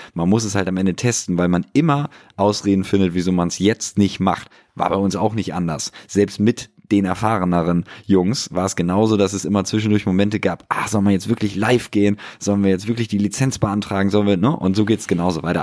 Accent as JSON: {"language": "German", "region": "Hamburg", "country": "Germany", "tie": "born or raised there", "moved": "as an adult", "lives_now": "Berlin, Germany", "said": "meine Heimatstadt Hamburg"}